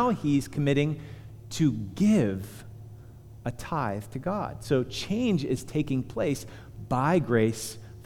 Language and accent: English; Punxsutawney, Pennsylvania, United States; I'm from Punxsutawney